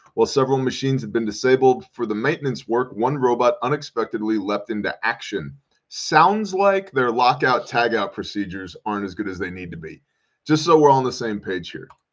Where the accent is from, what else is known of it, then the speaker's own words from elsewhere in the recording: United States; I'm an American. I live here